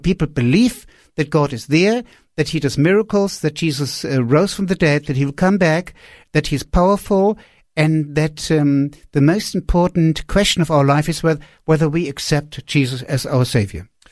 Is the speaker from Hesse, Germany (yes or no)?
yes; Wiesbaden, Hesse, Germany; moved away; also born or lived in Peru; I was sitting in a sma-, in a small apartment in Rees Baden, that's my hometown, close to Frankfurt